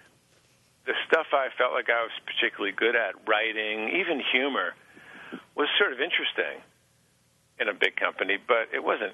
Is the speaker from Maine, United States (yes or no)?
no; Long Island, New York, United States; moved away as an adult; now in Boston, United States; I grew up on Long Island in New York